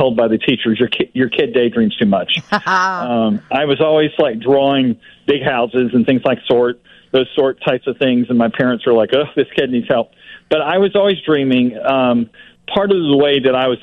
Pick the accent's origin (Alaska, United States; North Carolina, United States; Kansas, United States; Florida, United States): Florida, United States; now in Chicago, United States; I came from Florida.